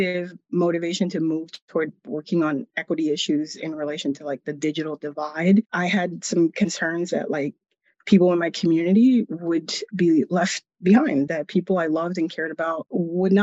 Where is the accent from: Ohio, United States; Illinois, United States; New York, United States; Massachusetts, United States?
Massachusetts, United States; Lawrence; the community I grew up in Lawrence, Massachusetts